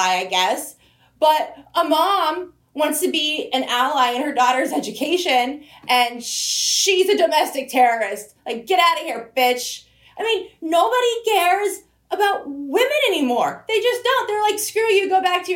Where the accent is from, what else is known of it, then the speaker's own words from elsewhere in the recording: Broward County, South Florida, United States; I grew up in South Florida, Broward County